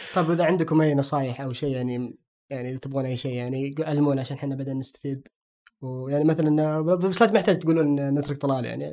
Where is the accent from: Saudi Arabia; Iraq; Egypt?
Saudi Arabia; عندنا بالسعودية